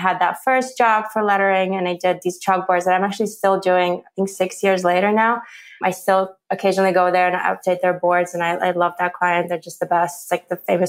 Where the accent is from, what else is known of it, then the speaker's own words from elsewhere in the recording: Ukraine; now in New Jersey, United States; I come from Ukraine